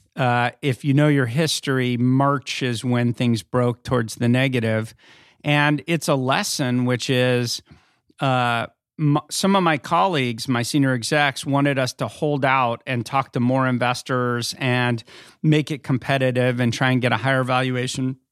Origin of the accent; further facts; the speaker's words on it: Northern California, United States; also born or lived in Philadelphia; now in Los Angeles, United States; I grew up in California. I grew up in Northern California